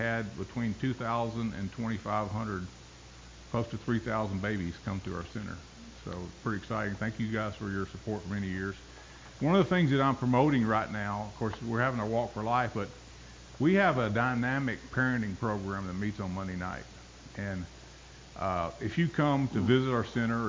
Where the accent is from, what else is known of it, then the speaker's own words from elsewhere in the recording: Bolivar, Tennessee, United States; also born or lived in New England; It's a place called Bolivar, below Jackson, Tennessee.